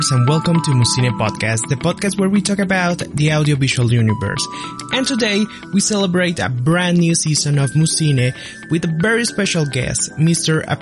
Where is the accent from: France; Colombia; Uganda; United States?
Colombia; our country Colombia